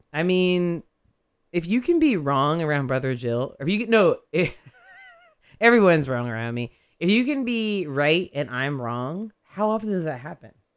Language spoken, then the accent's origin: English; Modesto, California, United States; moved away; I'm still from Modesto